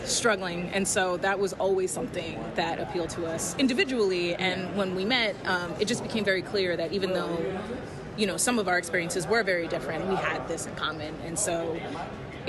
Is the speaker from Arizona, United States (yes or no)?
no; New York City, New York, United States; I grew up in the Lower East Side